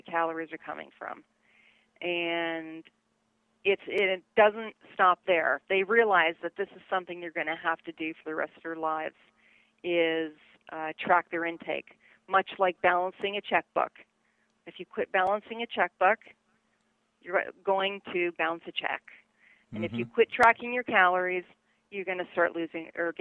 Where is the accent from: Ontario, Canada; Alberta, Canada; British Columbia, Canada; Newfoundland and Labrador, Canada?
Ontario, Canada; Toronto; moved away as an adult; also born or lived in Montreal, Canada / Louisiana / Tallahassee; I was born in Toronto, 1966, so I just revealed my age there, but I ended up starting college in Montreal, Canada, or Quebec